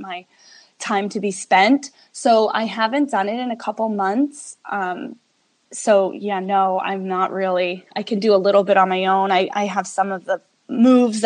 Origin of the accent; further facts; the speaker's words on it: New York, United States; now in Las Vegas, United States; I'm from New York. So we were both East Coast people